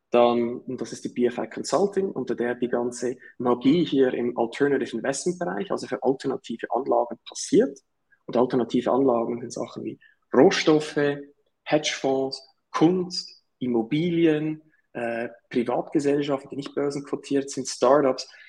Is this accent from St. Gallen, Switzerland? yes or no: no; Zurich, Switzerland; Wie ihr vielleicht hört, äh, komme ich aus der Schweiz. Also Nachbarstaat aus dem Süden sozusagen, äh, Zürich um genau zu sein.